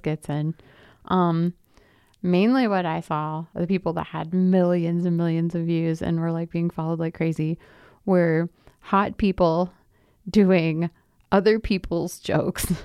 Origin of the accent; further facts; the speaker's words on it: the South, United States; now in Boulder, United States; I am from the South